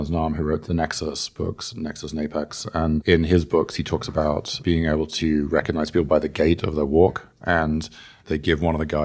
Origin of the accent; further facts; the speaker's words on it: England, United Kingdom; accent: mid Atlantic; now in San Francisco, United States; because my accent is very, I guess, mid Atlantic, I, I live in San Francisco, but I'm from England.